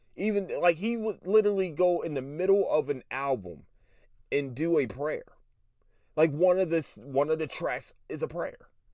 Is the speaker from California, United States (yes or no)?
no; Philadelphia, Pennsylvania, United States; I'm from Philly